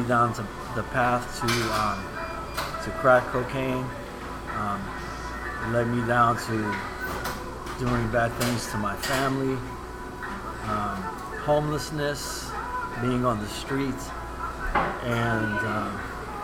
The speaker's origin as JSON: {"language": "English", "country": "United States", "tie": "born or raised there", "said": "Born and raised in the United States"}